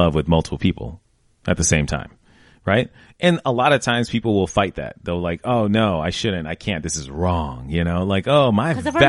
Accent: United States; like nationality, like I'm African American and Iranian.

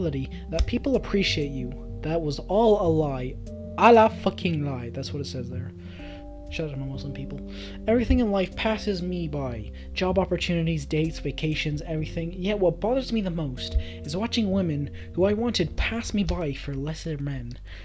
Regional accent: Dublin, Leinster, Ireland; not my hometown, but I'm from Dublin

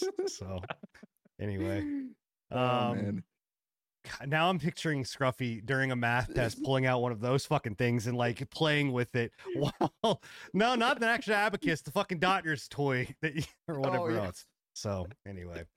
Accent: the South, United States; I grew up in the South

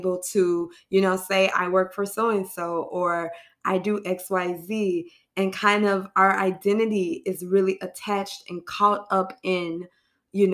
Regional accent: New York City, New York, United States; I'm a New Yorker in this city

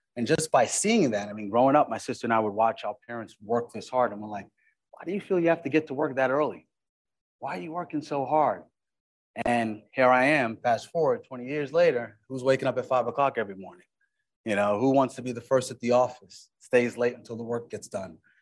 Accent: Uniondale, New York, United States; also born or lived in Flatbush, Brooklyn, New York; I was grew up in Uniondale, Long Island

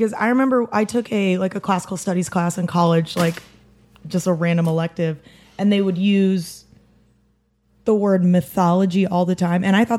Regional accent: Iowa, United States; I'm from Iowa. Did you not know that? Go Cyclones.

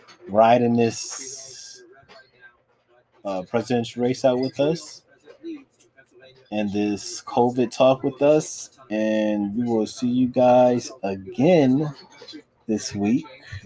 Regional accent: Virginia, United States; I'm from Virginia, well, but ain't shit to do but cook.

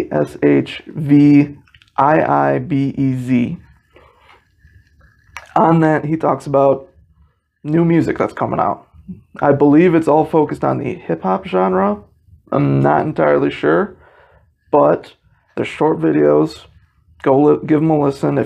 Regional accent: South Bend, Indiana, United States; I was born in South Bend

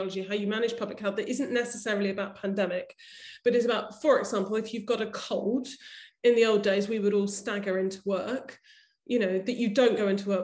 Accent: United Kingdom; as a British, white British woman on a London tube

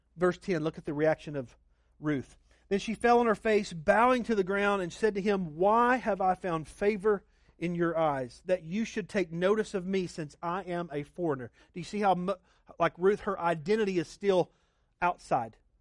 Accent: Oklahoma, United States; now in Arizona, United States; I grew up in Oklahoma where it's just chain link

